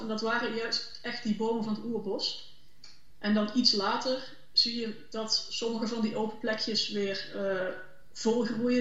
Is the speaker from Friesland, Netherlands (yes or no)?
no; Limburg, Netherlands; ik zelf ook uit Limburg kom